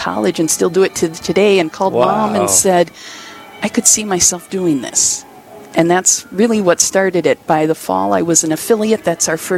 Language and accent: English; Valley City, North Dakota, United States; Growing up in Valley City